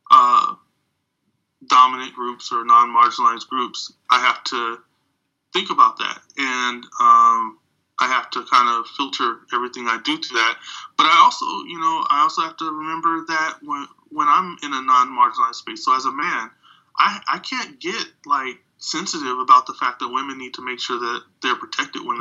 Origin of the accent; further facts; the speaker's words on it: United States; as a black person growing up in America